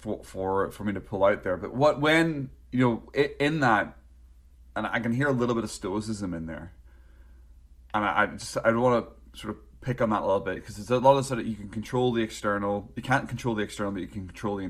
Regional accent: Northern Ireland, United Kingdom; moved away; also born or lived in North East England; growing up in Northern Ireland

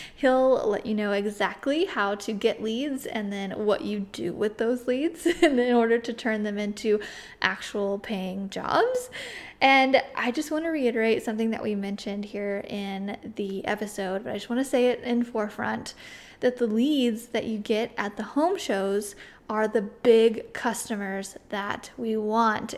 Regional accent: Midwest, United States; also born or lived in Missouri; I'm from the Midwest

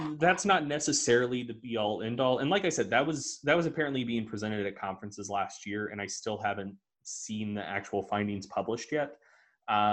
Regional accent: the South, United States; I'm from the South.

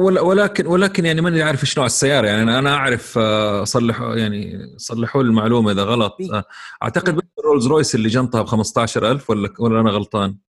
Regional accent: Saudi Arabia; عندنا في السعوديه

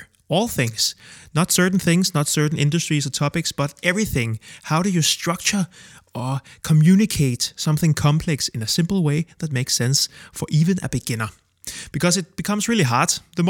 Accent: Copenhagen, Capital Region of Denmark, Denmark; I'm 32 from Copenhagen, Denmark, and I make a living from explaining.

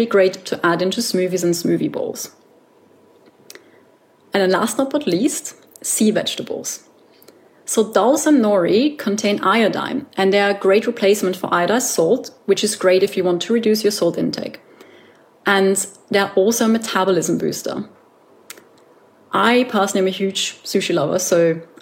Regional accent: Austria; I come from Austria and sauerkraut is a staple in Austrian cuisine, but I never really ate a lot of it.

